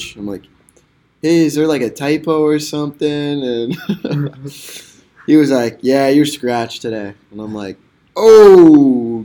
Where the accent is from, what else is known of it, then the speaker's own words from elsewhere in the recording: Utah, United States; I'm from Utah